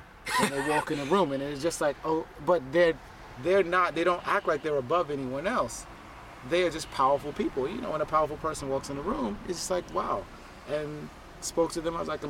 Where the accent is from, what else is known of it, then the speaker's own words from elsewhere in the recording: New York City, New York, United States; I'm from Brooklyn, New York.